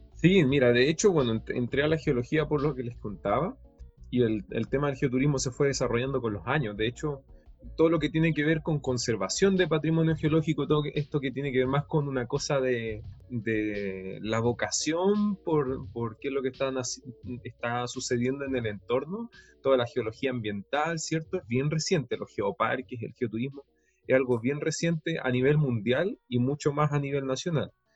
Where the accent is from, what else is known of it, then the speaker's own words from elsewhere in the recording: Puerto Montt, Los Lagos, Chile; crecí en Puerto Montt